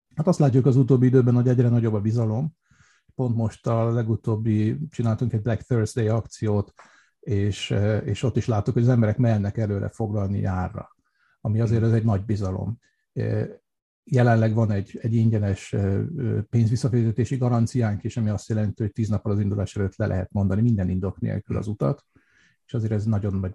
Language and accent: Hungarian; Budapest, Hungary; also born or lived in Vienna, Austria; now in Austria; mert Budapesten nőttem föl